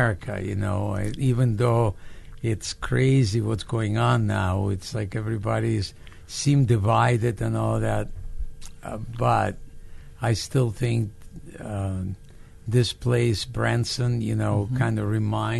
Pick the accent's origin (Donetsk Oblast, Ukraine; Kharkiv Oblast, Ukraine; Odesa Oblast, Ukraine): Odesa Oblast, Ukraine; Odesa; English is a second language; moved away as an adult; now in United States; I grew up in Odessa. It's a city in the Black Sea, which is considered a capital of humor of old Soviet Union